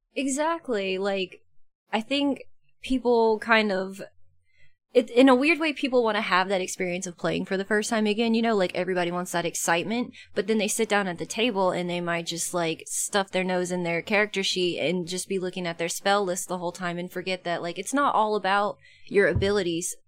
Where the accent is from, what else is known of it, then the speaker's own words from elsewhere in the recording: about an hour west of Atlanta, Georgia, United States; moved away; I grew up in Georgia about an hour west of Atlanta